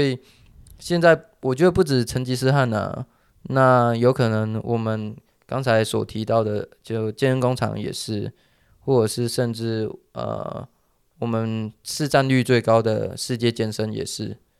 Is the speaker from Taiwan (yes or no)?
yes; Taiwan; 我们台湾人